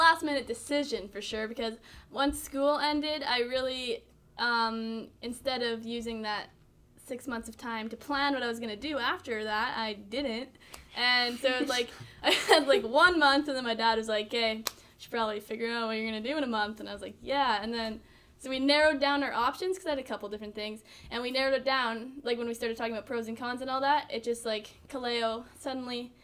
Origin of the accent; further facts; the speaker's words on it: Moose Jaw, Saskatchewan, Canada; moved away; I'm from Moose Jaw, which is, like, right beside Carrenport